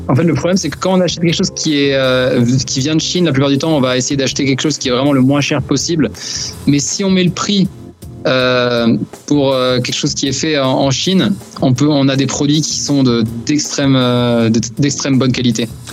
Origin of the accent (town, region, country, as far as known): Brittany, France; moved away as an adult; also born or lived in China